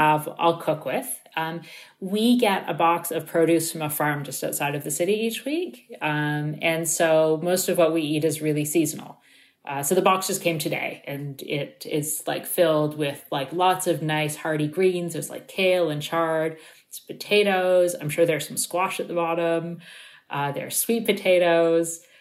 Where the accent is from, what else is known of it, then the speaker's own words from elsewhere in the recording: Toronto, Ontario, Canada; I grew up in Toronto